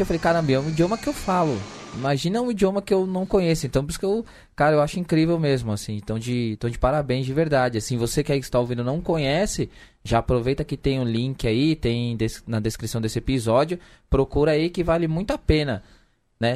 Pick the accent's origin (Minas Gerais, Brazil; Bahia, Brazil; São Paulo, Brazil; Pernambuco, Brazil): São Paulo, Brazil; accent: Zona Sul (São Paulo); Um cara da Zona Sul de São Paulo falando com o sotaque da Zona Sul